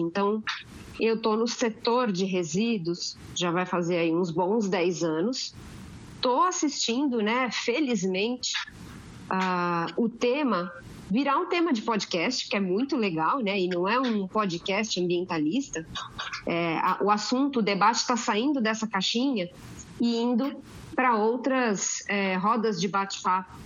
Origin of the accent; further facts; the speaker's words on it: Santos, São Paulo, Brazil; eu sou de Santos. 013.